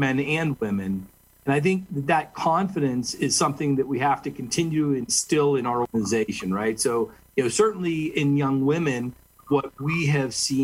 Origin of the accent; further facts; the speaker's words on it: Western Pennsylvania, United States; I was born in Western Pennsylvania